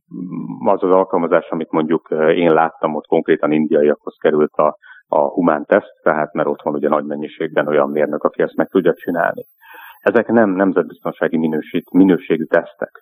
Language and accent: Hungarian; Hungary